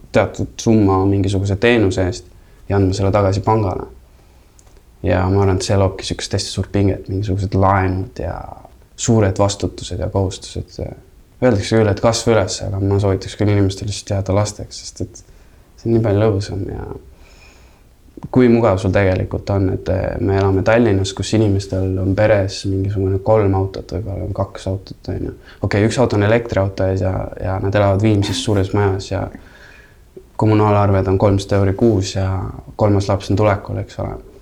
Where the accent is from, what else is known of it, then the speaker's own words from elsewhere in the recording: Estonia; also born or lived in United States; siis tuled Eestisse ja milline šokk, sa oled äh, kaheksa-aastane